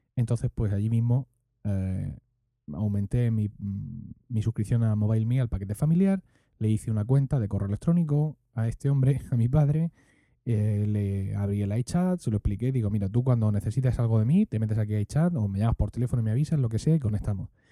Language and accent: Spanish; Region of Murcia, Spain; accent: Murcian; nuestro acento murciano